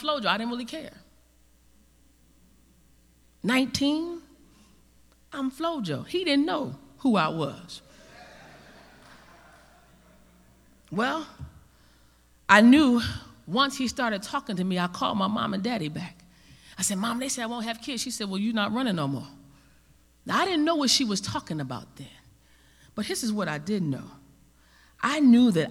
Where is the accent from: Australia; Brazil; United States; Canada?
United States; New Jersey; also born or lived in New Orleans; I'm from Jersey.